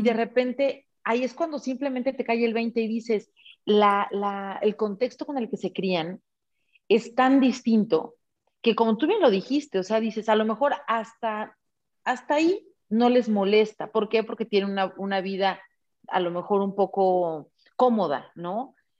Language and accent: Spanish; Mexico; levantando la voz como mexicana